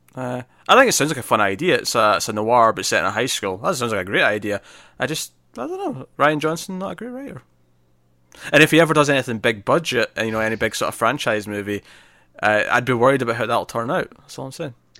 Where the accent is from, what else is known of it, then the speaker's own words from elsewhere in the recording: Scotland, United Kingdom; I'm Scottish